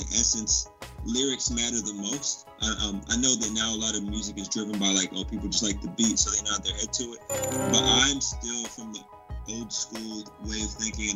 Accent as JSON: {"language": "English", "region": "West Coast", "country": "United States", "said": "I am from the West Coast"}